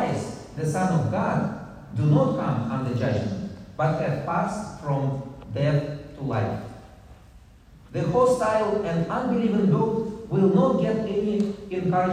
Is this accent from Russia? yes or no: yes; Russia; I come from Russia.